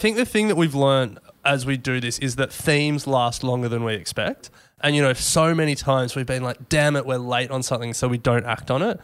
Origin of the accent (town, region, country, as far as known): Australia